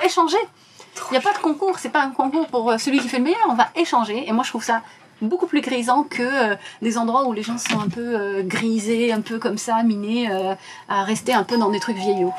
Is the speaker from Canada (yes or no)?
no; Casablanca, Casablanca-Settat, Morocco; moved away; Je suis marocaine, mhm. je suis née à Casablanca